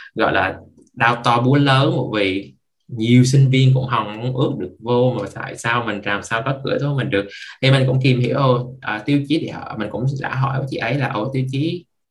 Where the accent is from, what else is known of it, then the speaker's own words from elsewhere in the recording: Vietnam; now in Canada; chỉ có một mình mình là người Việt